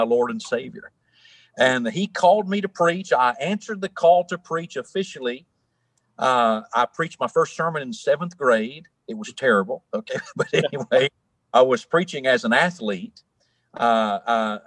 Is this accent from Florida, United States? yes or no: no; Tennessee, United States; I'm from Tennessee. You can probably hear that in my accent